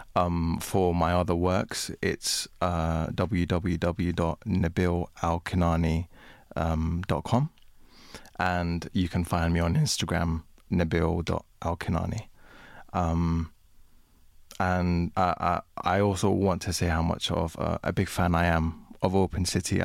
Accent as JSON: {"language": "English", "country": "United Kingdom", "tie": "born or raised there", "said": "I grew up in Britain. Um, I consider myself to be British. I am a migrant"}